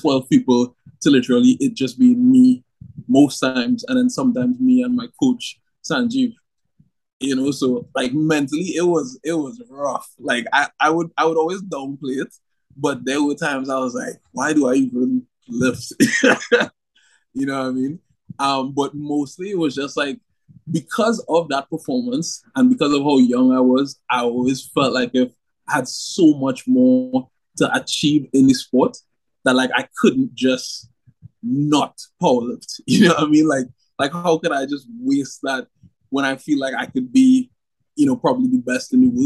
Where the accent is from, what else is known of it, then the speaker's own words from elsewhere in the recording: Trinidad & Tobago; I was the first athlete from Trinidad to obviously like win a world championship like